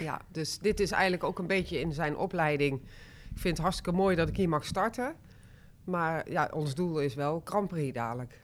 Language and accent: Dutch; 's-Hertogenbosch, North Brabant, Netherlands; also born or lived in Rosmalen; ik ben eigenlijk een echte Brabander. Ik ben in uh, geboren. En ik heb, daarna hebben wij in Den Bosch gewoond. Ik ben opgegroeid met een zus